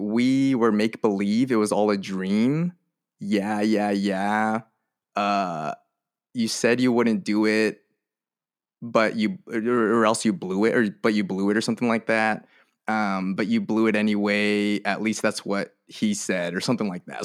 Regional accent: Merced, California, United States; I grew up in Merced, um, California

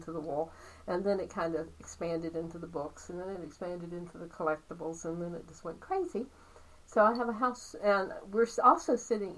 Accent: Meadows of Dan, Virginia, United States; also born or lived in Danbury, North Carolina / Stuart, Virginia; So I was brought here at 3 days old to Meadows of Dan. Lived here most of my life.

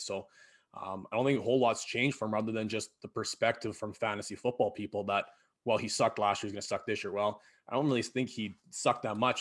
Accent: Battleford, Saskatchewan, Canada; now in Prince Albert, Canada; I grew up in Battleford there

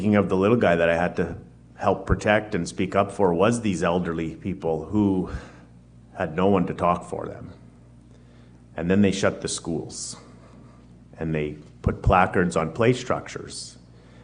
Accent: Winnipeg, Manitoba, Canada; I'm born and raised in Winnipeg, Winnipeg's North End. Been there my whole life

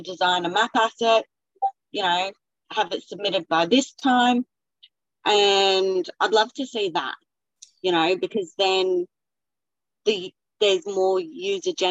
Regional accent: Australia; as an Aussie

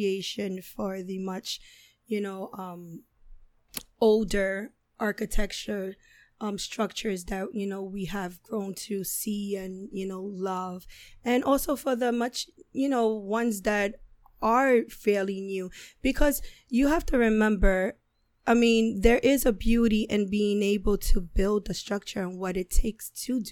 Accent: New York City, New York, United States; now in Manhattan, United States; I grew up in the South Bronx.

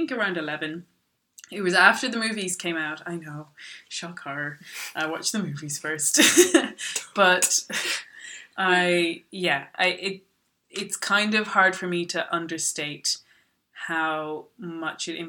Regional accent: Ireland; also born or lived in Dublin; I am from Ireland. I'm living in Dublin.

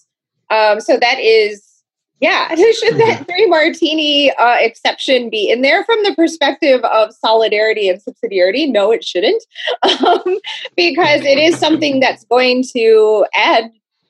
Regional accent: Texas, United States; I'm from Texas.

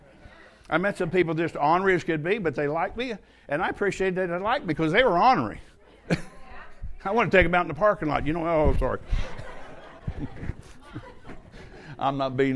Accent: United States; I'm an American

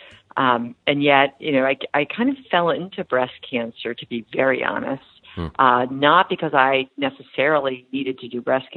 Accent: Long Island, New York, United States; moved away as an adult; now in Boston, United States; I grew up on Long Island

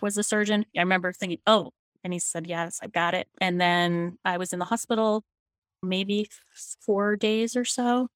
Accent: Falmouth, Maine, United States; I was born at Maine Medical Center, and my parents were both born in Maine, too. I grew up in Falmouth

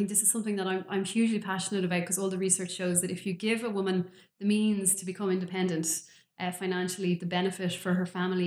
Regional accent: Dublin, Leinster, Ireland; moved away as an adult; also born or lived in Galapagos Islands; I'm from Dublin originally.

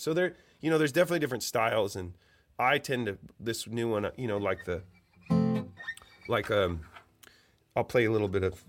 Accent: Eugene, Oregon, United States; I think it's more interesting to talk about that in the way that I grew up in Eugene, Oregon.

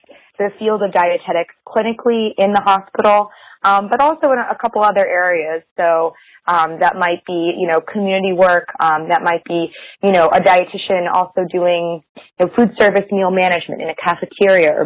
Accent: Boston, Massachusetts, United States; moved away as an adult; also born or lived in Virginia; now in Cincinnati, United States; so I grew up in Boston, South Shore, Massachusetts, surrounded with a lot of, like, fresh seafood

